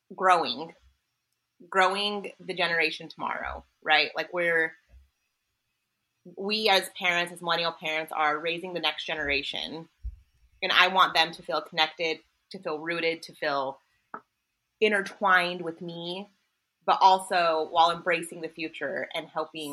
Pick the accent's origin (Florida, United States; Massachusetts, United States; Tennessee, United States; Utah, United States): Utah, United States; Salt Lake City; now in Las Vegas, United States; we were all born and raised in Salt Lake City and then kind of dispersed across the country